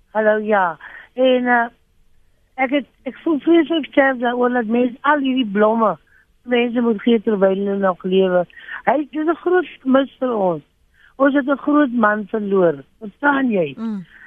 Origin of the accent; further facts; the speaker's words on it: Upington, Northern Cape, South Africa; moved away; Ek ken die Karoo, ek is van Appington oorspronklik.